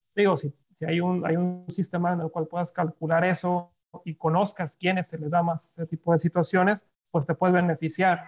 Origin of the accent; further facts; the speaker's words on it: Monterrey, Nuevo León, Mexico; soy regio